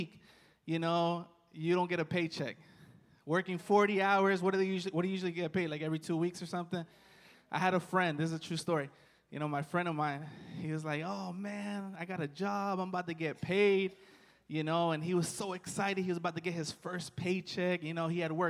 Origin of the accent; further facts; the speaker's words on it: Washington, District of Columbia, United States; moved away; I'm from Washington, D.C.